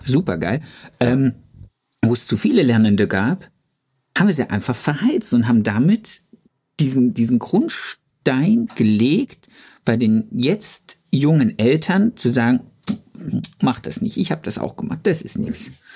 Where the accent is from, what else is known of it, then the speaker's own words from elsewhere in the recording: the East, East Germany, Germany; bei uns im Osten